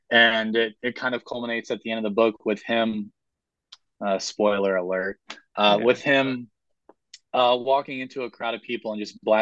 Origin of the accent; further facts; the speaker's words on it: Southern United States, United States; I'm a Southerner and I write Southern fiction.